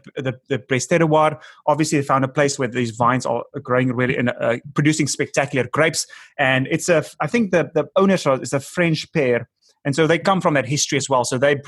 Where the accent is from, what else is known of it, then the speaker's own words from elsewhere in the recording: South Africa; first language Afrikaans; English is a second language; moved away as an adult; now in Los Angeles, United States; I'm from South Africa